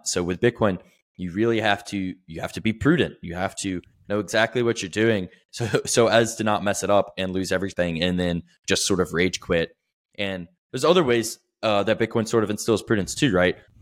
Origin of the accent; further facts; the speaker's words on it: the South, United States; I'm from the South, like, fairly conservative, right-wing